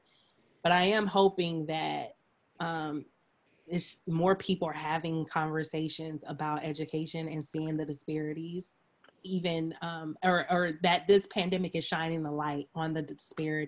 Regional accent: Stone Mountain, Georgia, United States; moved away; I grew up in Stone Mountain. And so, I went to public school, graduated from Reed Ann High School

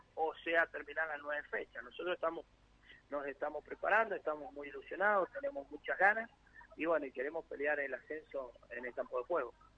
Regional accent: Mendoza, Argentina; Mendoza, de donde yo soy

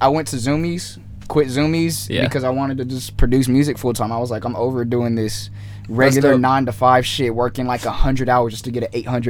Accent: Hesperia, California, United States; originally from Hesperia, California, middle of nowhere, pregnancy and tumbleweeds.

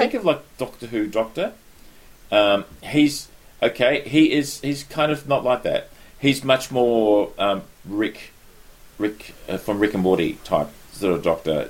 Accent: Australia; being an Australian

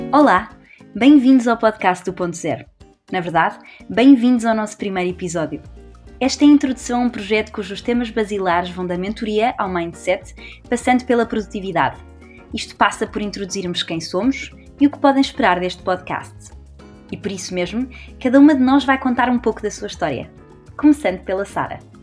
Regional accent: Portugal; moved away as an adult; also born or lived in Spain / England; now in Dublin, Ireland; Sou portuguesa

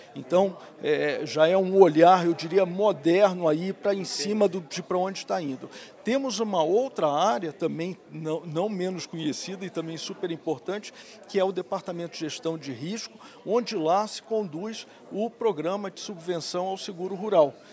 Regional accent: Rio de Janeiro, Brazil; accent: carioca; moved away; also born or lived in Viçosa / Piracicaba; eu sou carioca, né? O uhum. sotaque não nega

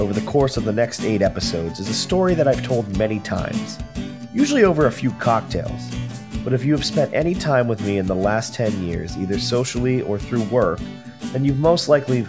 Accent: Pittsburgh, Pennsylvania, United States; moved away as an adult; now in Los Angeles, United States; I am a 37-year-old producer and actor. When I was 23, I moved to Los Angeles from Pittsburgh with plans to make it in the entertainment industry.

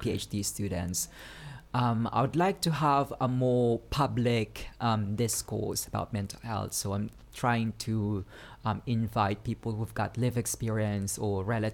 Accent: Philippines; moved away; I was originally from the Philippines.

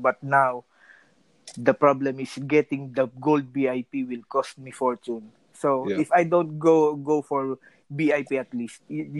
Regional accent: Italy; English is a second language; because I'm from Italy, so when I my transition from bunt, like I said, to kick, made me more love kick because of the area. I'm from Europe

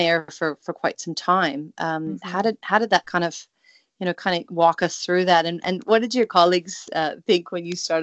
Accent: Salem, Oregon, United States; now in New Zealand; I grew up in Salem, Oregon before I moved to New Zealand.

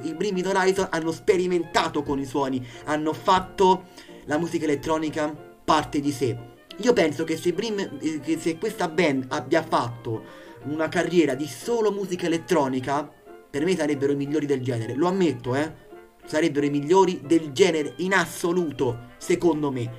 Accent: Italy; dall'Italia, il paese che io amo, il mio paese

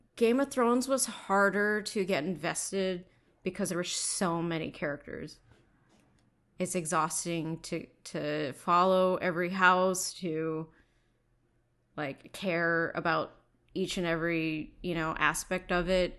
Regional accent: Bay Area, California, United States; also born or lived in New York; spending most of my time growing up in the Bay Area

